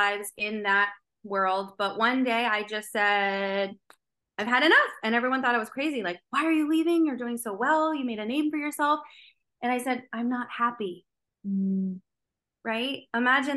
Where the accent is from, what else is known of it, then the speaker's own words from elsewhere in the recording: South Florida, United States; also born or lived in Tampa; Born and raised in South Florida